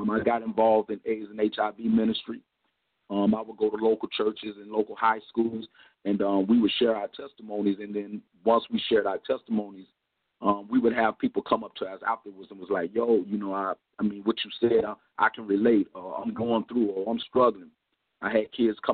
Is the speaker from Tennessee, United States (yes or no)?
no; Compton, California, United States; now in Miami, United States; we moved to Compton, California, and that's where I was raised